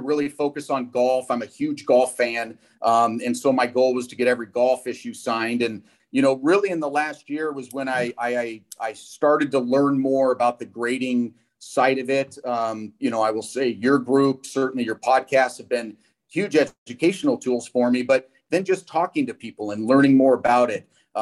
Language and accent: English; San Francisco Bay Area, California, United States; I grew up in the San Francisco Bay Area